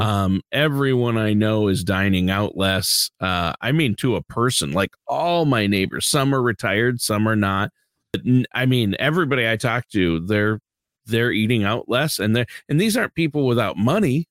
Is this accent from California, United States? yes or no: no; Minnesota, United States; I'm from Minnesota